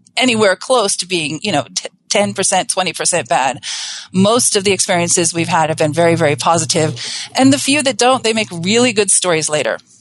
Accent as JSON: {"language": "English", "region": "Southern California", "country": "United States", "said": "I'm originally from Southern California"}